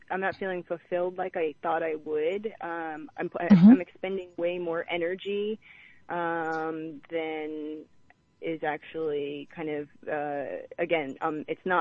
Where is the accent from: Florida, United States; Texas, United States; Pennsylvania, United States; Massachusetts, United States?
Pennsylvania, United States; Philadelphia; now in California, United States; I'm from Philadelphia originally.